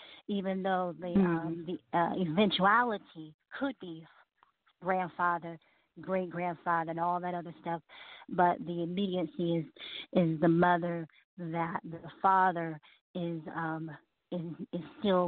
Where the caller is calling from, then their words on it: Columbus, Georgia, United States; I am from Columbus, Georgia.